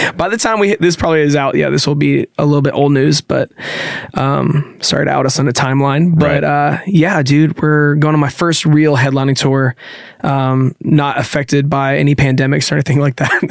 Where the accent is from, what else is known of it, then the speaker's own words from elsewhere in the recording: Nashville, Tennessee, United States; I grew up in Nashville